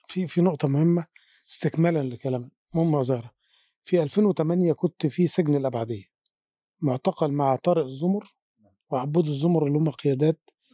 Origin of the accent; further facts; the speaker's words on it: Egypt; احنا كمصريين او كشعوب عربيه